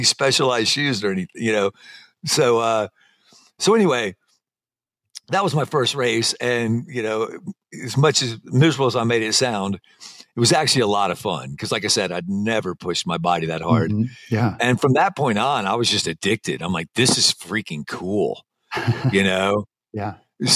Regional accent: Alabama, United States; moved away; also born or lived in Colorado / San Diego; I'm from Alabama

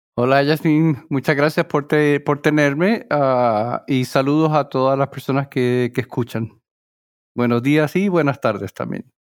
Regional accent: Mayagüez, western Puerto Rico, Puerto Rico; moved away as an adult; also born or lived in New Jersey; now in Worcester, United States; yo nací en Puerto Rico, en el área oeste, en Mayagüez

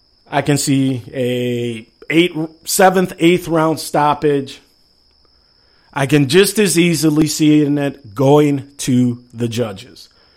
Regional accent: Chicago, Illinois, United States; born or raised there; moved away

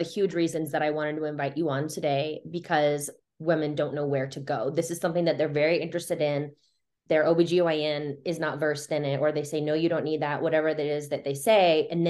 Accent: Midwest, United States; now in Denver, United States; I'm from the Midwest

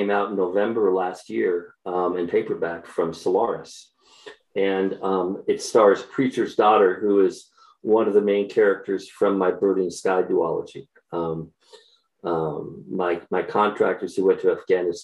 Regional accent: Chattanooga, Tennessee, United States; also born or lived in Sioux Falls, South Dakota; I eventually meandered my way to Tennessee, where I grew up, Eastern Tennessee, as a matter of fact, Chattanooga.

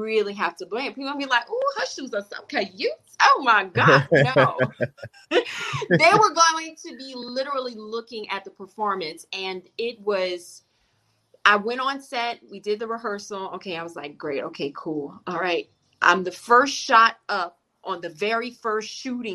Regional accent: the South, United States; I'm from the South

